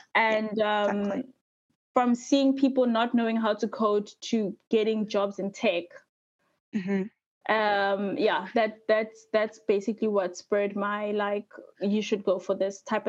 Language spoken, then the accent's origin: English; South Africa; moved away as an adult; now in Sweden; I'm from South Africa, so I studied civil engineering